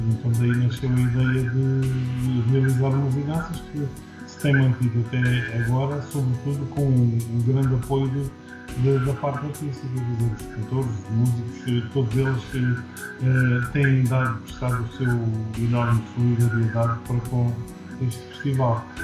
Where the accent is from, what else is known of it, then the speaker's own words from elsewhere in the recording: Angola; now in Portugal; Nasci em Angola, uma grande parte, de, digamos, da minha vida tem sido feita em Portugal